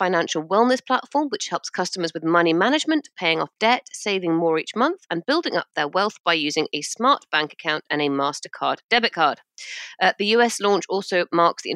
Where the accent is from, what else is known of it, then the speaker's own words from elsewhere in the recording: United Kingdom; I'm British